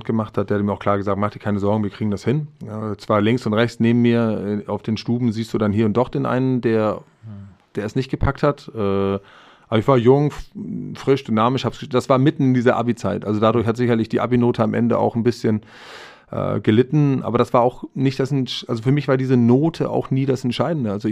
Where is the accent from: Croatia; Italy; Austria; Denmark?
Denmark; ich hatte die, das Bedürfnis, zurück in mein Heimatland zu gehen, dort zu leben, zu wohnen zu atmen, die Menschen, also die dänische Sprache auch wieder nochmal näher.